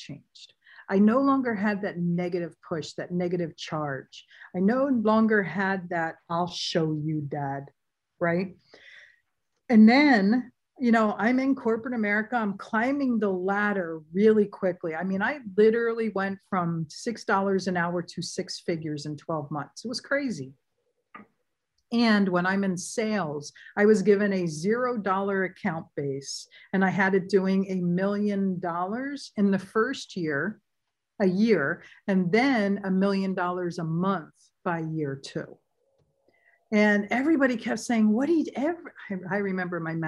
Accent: San Diego, California, United States; moved away as an adult; living and growing up in San Diego

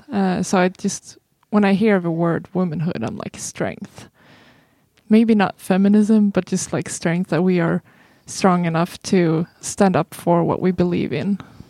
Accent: Sweden

